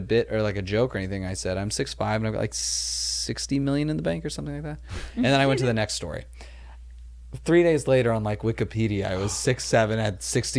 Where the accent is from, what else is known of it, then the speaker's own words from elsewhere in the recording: Los Angeles, California, United States; I grew up like in Chatsworth, California.